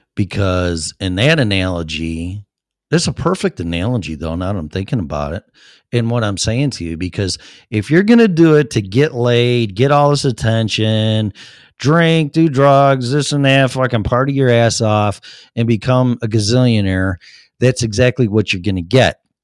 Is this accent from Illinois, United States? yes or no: yes; Streamwood, Illinois, United States; moved away as an adult; now in Colorado, United States; my hometown in Streamwood